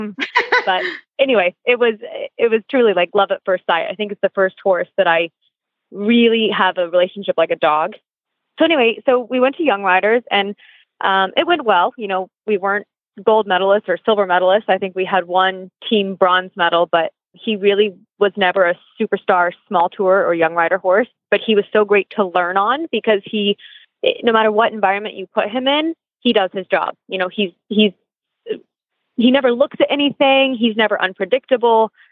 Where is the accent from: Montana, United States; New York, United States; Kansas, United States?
Kansas, United States; outside of Wichita; now in Wellington, United States; I am based in Wellington, Florida, although I grew up in Kansas outside of Wichita.